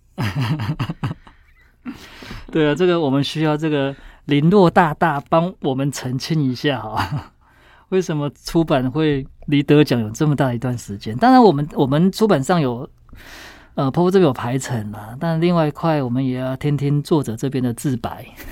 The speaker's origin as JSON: {"language": "Chinese", "region": "Taichung", "country": "Taiwan", "said": "我也是台中人欸"}